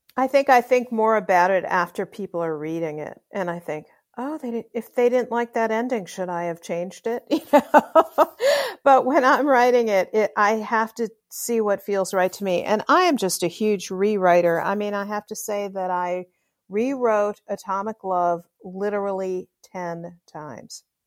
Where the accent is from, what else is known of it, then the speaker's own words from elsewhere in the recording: Chicago, Illinois, United States; I grew up in Chicago, and so, um, I, and I love Chicago